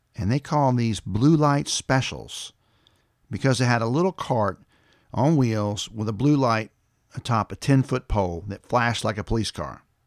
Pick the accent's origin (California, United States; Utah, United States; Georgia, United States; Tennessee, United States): Tennessee, United States; Lavinia; I'm from Lavinia, Tennessee